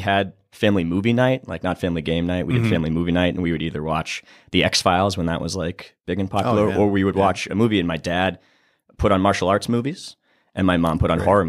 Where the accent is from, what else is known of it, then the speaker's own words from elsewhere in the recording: Boston, Massachusetts, United States; I'm from Boston, Massachusetts.